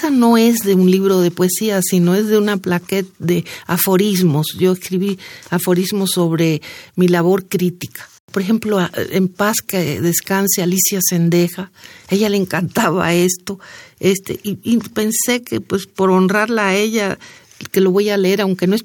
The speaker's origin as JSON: {"language": "Spanish", "country": "Cuba", "lives_now": "Mexico", "said": "que ya, ya, ya lo perdí. Los cubanos que me conocen dicen, no, ya tú hablas como mexicana y los mexicanos"}